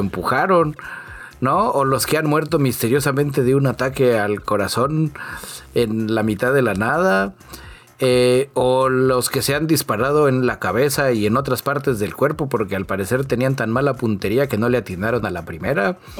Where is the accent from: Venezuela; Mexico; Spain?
Mexico; Soy de México